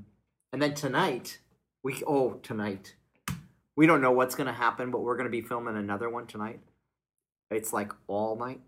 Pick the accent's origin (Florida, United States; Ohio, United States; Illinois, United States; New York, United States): Illinois, United States; Joliet; when I grew up in Joliet, Illinois, there was a lot of little cafe, little restaurants.